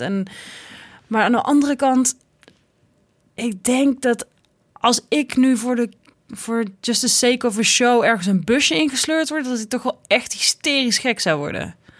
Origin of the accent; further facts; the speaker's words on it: Tilburg, North Brabant, Netherlands; het pittoreske Tilburg gebeuren, waar ik vandaan kom